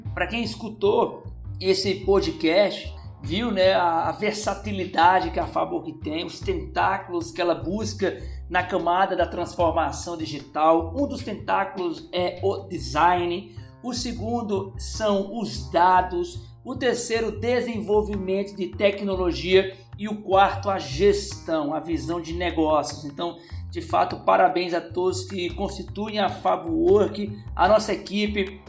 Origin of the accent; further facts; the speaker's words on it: Paraíba, Brazil; eu enquanto paraibano empreendedor